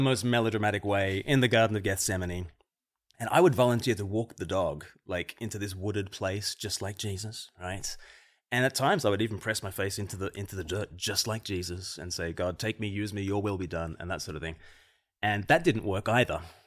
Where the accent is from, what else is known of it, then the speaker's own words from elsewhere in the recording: Australia; moved away; I'm from Australia originally